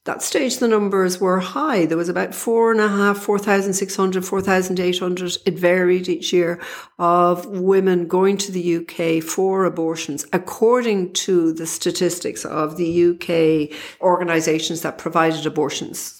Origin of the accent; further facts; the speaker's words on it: Dublin, Leinster, Ireland; I'm from Dublin